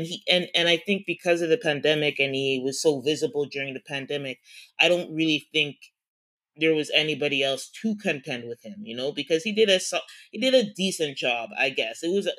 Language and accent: English; Toronto, Ontario, Canada; we are from Toronto. We record from Toronto, born and raised in Toronto.